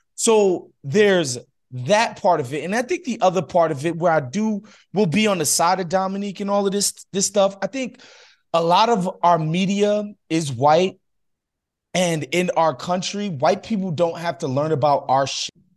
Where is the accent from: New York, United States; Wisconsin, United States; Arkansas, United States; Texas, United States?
New York, United States; moved away as an adult; now in Los Angeles, United States; I spent 30 years, first 30 years of my life in New York, so you know, I, I'm definitely a New Yorker